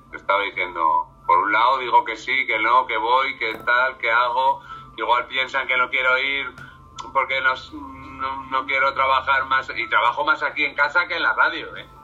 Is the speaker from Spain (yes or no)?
yes; Salamanca, Castile and León, Spain; Yo soy de Salamanca.